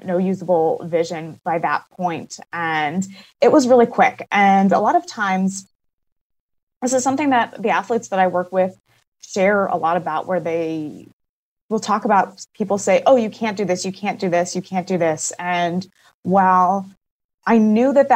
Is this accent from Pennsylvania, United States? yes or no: yes; Pittsburgh, Pennsylvania, United States; moved away as an adult; now in Portland, United States; I am originally from Pittsburgh, Pennsylvania